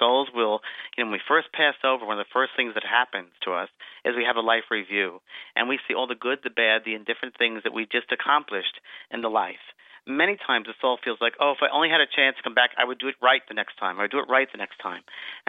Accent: California, United States; And he said, where are you from? And I said, California.

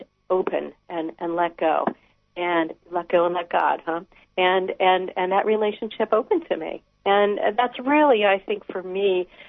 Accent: Wisconsin, United States; moved away as an adult; also born or lived in Appleton, Wisconsin; now in Alaska, United States; I grew up in Wisconsin

